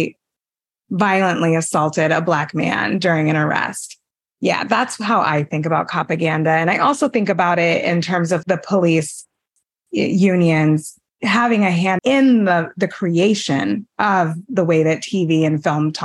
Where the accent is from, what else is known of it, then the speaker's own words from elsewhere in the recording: El Paso, Texas, United States; I grew up in El Paso, Texas.